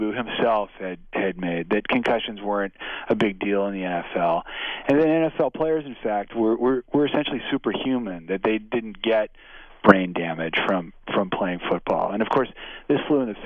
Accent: San Francisco Bay Area, California, United States; In the Bay Area, in the San Francisco Bay Area

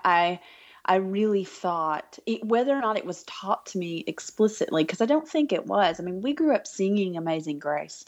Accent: Alabama, United States; moved away as an adult; now in Arkansas, United States; I'm from Alabama originally, and I grew up with a life centered around church and around family

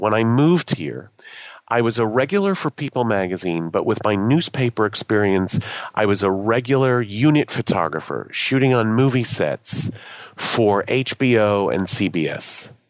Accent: Boston, Massachusetts, United States; I came from Boston as a photojournalist.

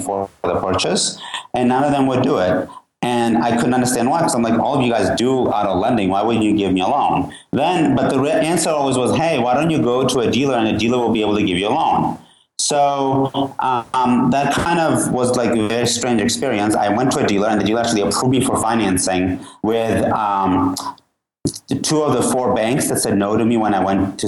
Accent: Georgia; now in United States; I'm originally from Georgia, the country

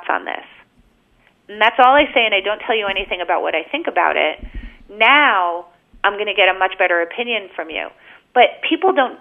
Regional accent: United States; I was born in America.

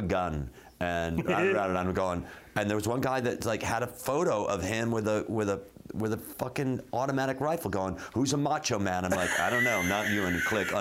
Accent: Chicago, Illinois, United States; I'm from Chicago

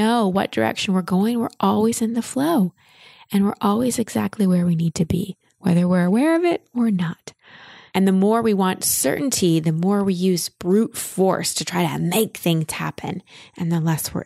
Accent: Dallas, Texas, United States; moved away; I grew up in Dallas, but my family moved to Austin

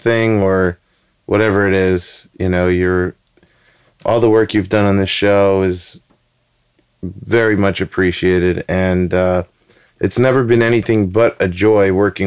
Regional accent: New York City, New York, United States; also born or lived in Bushwick, Brooklyn; I am originally from Queens.

